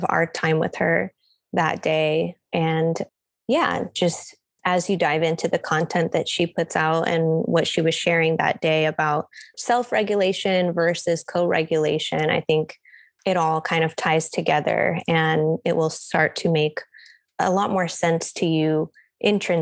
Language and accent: English; United States; as a Filipino American woman